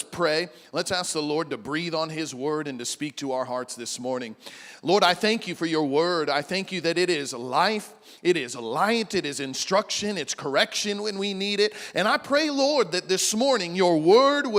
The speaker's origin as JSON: {"language": "English", "region": "Midwest", "country": "United States", "tie": "born or raised there", "moved": "as an adult", "lives_now": "Big Island, Hawaii, United States", "said": "I grew up in the Midwest"}